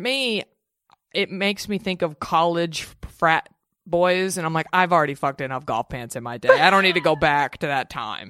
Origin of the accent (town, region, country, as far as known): Dallas, Texas, United States; born or raised there